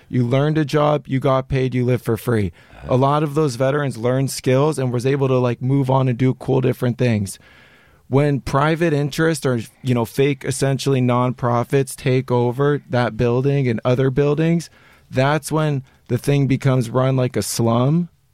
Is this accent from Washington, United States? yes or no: no; Los Angeles, California, United States; born and raised in Los Angeles, I went to a private school.